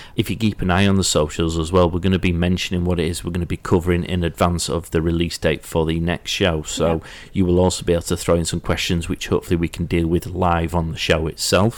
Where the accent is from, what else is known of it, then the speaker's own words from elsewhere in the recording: Yorkshire and the Humber, United Kingdom; because I'm from Yorkshire